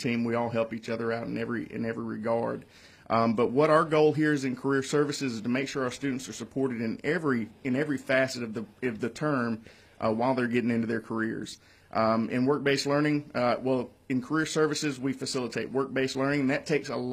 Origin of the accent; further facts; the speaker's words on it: Valley, Alabama, United States; I come from Valley, Alabama, and I come from a family that traditionally went straight into the cotton mill